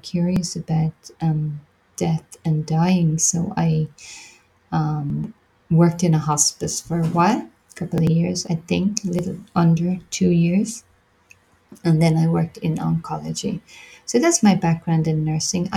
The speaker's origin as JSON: {"language": "English", "country": "Ireland", "also_born_or_lived": "London, United Kingdom / Australia", "said": "I'm from Ireland. I went to the UK soon after school"}